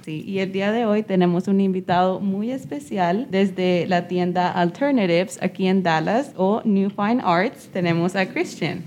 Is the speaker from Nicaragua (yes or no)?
yes; Nicaragua; yo soy de Nicaragua